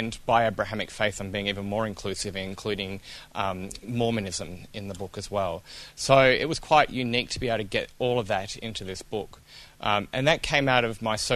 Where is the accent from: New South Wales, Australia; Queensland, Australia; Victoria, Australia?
Victoria, Australia; Melbourne; also born or lived in Kentucky; now in Ballarat, Australia; I grew up Baptist in the Melbourne East, in the sort of the beginning of what we call the Bible Belt of Melbourne out there